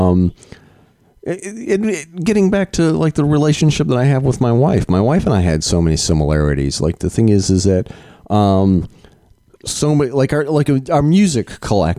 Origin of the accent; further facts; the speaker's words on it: Vermont, United States; I'm from Vermont